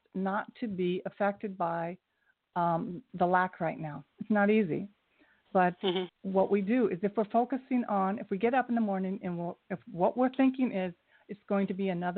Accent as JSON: {"language": "English", "region": "Ohio", "country": "United States", "said": "I'm from Ohio"}